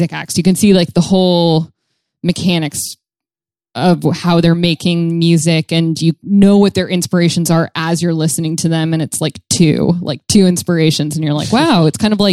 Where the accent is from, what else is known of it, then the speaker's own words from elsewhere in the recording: Tucson, Arizona, United States; I'm from Tucson